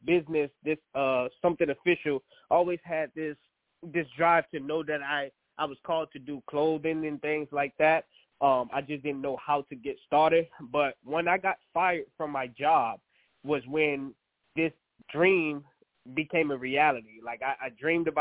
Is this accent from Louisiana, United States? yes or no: yes; New Orleans, Louisiana, United States; moved away; also born or lived in Georgia; originally from New Orleans, Louisiana. We moved to Georgia after the Hurricane Katrina. And so I graduated from high school